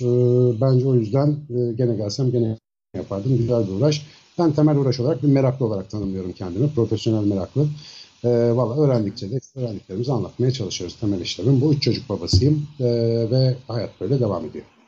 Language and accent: Turkish; Ankara, Turkey; also born or lived in Samsun; 1972 Ankara doğumluyum. Bütün eğitim hayatım Hacettepe Biyoloji'den mezuniyete kadar Ankara'da geçti